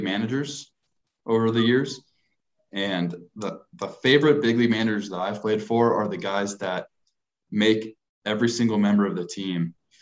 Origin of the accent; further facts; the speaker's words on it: Los Angeles, California, United States; I grew up in Los Angeles